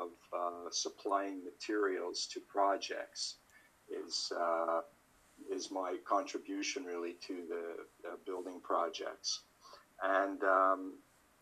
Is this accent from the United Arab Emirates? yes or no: no; Montreal, Quebec, Canada; now in Toronto, Canada; I grew up in Montreal in the French part of Canada, and now I live in Toronto